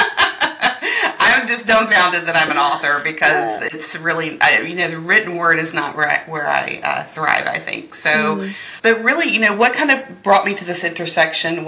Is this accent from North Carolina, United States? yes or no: yes; North Carolina, United States; also born or lived in Philadelphia, Pennsylvania; now in Lancaster County, Pennsylvania, United States; I came to Lancaster through Philly and to Philly from North Carolina. So okay. I grew up where Dawson's Creek, One Tree Hill, like any of those shows